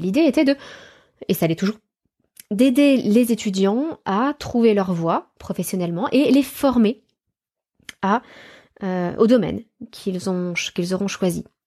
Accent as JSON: {"language": "French", "country": "France", "said": "chez nous en France"}